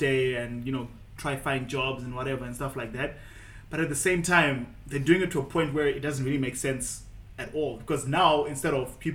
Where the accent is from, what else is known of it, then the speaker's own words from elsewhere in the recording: Zimbabwe; I'm from Zimbabwe.